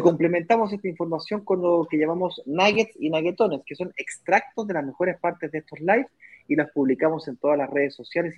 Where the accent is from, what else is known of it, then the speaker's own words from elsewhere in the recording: Chile; moved away; yo soy chileno